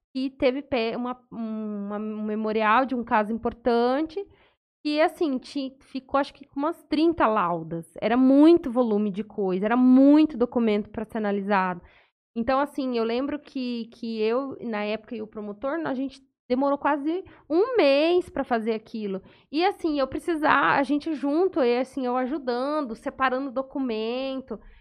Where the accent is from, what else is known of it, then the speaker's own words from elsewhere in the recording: São José do Rio Preto, São Paulo, Brazil; also born or lived in Santa Fé do Sul; eu sou de São José do Rio Preto